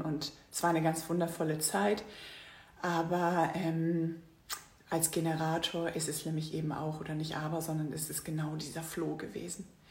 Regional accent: Northern Germany, Germany; also born or lived in Singapore; Ich komme aus Norddeutschland

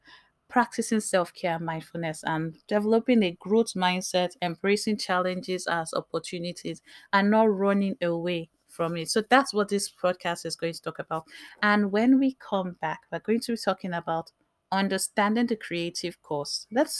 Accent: Bayelsa, Nigeria; As an African, as a Nigerian, as a Nimbe girl, there's this, as a military child, I saw all the way to Covenant University, there's this expectation of excellence that is placed on us.

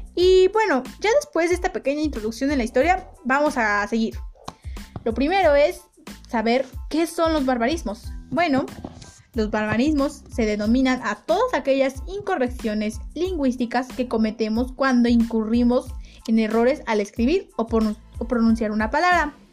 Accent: Mexico; los mexicanos no somos los únicos

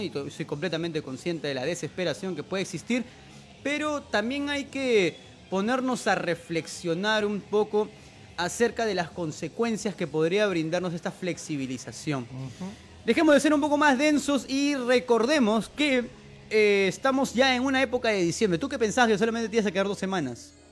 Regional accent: Peru; nosotros como peruanos

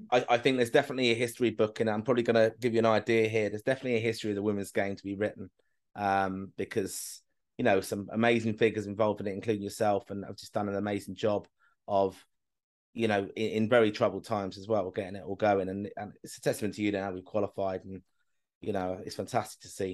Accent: Kilkenny, Leinster, Ireland; I'm from Kilk, family's from Kilkenny

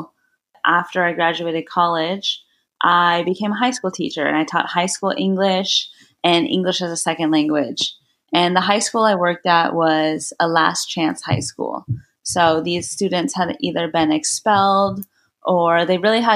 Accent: Orange County, California, United States; moved away; also born or lived in Blacksburg, Virginia; growing up in Orange County, California, I was very privileged

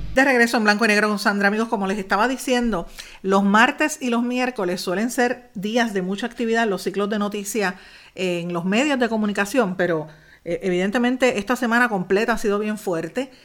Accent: Puerto Rico; para nosotros como puertorriqueños

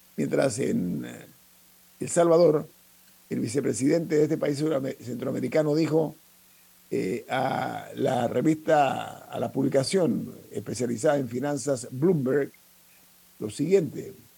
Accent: Panama; nosotros como panameños

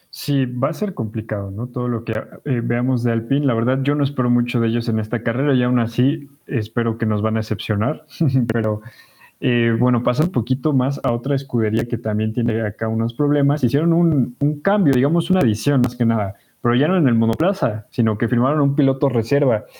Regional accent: Mexico; porque somos mexicanos

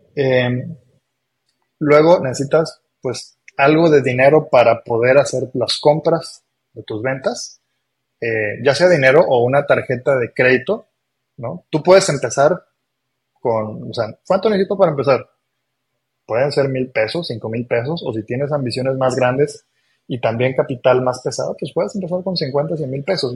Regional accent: Mexico; also born or lived in Argentina; nací en Argentina, pero yo toda mi vida viviendo en México. Soy más mexicano que el nopal

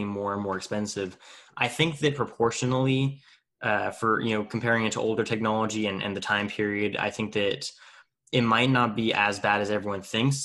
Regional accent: Tulare, California, United States; in my hometown of Tulare, California

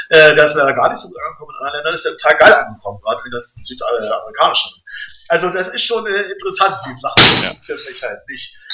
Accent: Braunschweig, Lower Saxony, Germany; Wir sind im Braunschweig groß geworden, Rand, Randgebiet, äh, Zonenrandgebiet und das war hier alles grau und grau.

